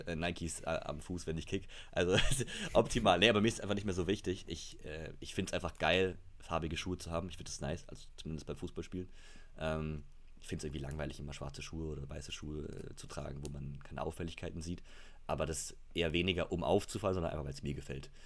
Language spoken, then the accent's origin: German; Munich, Bavaria, Germany; ich bin gebürtiger Münchner, deswegen bin ich FC Bayern-Fan